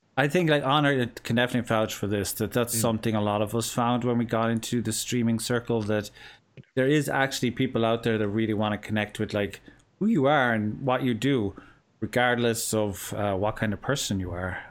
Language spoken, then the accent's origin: English; Cork, Munster, Ireland; accent: southern Irish; here in the south of Cork. We tend to have, or south of Ireland, we tend to have a more understandable accent